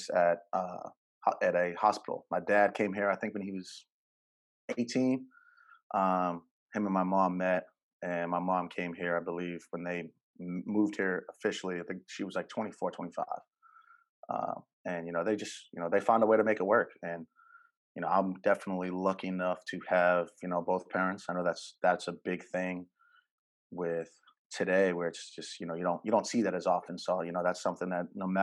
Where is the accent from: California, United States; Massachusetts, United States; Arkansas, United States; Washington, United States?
Massachusetts, United States; Malden; moved away as an adult; now in Atlanta, United States; I'm originally from Malden, Massachusetts, small town, small city, right outside of Boston